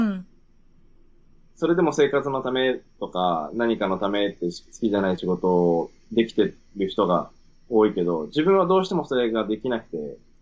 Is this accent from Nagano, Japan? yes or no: no; Sendai, Miyagi, Japan; moved away; also born or lived in Sydney, Australia; 出身仙台です